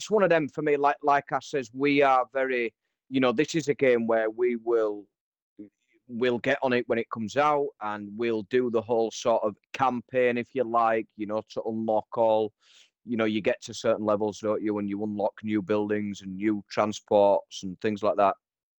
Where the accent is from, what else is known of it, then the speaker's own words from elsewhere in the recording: Liechtenstein; I even named all the roads the same as what my roads are called where I live. So, yeah, I will be that geek that goes and attempts to build Liechtenstein on City